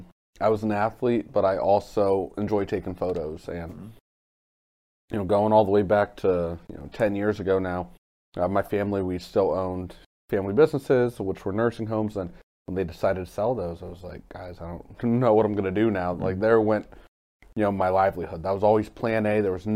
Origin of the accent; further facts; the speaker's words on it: Carrollton, Ohio, United States; also born or lived in Cleveland; I ended up, after that, deciding I wanted to come back home to my hometown.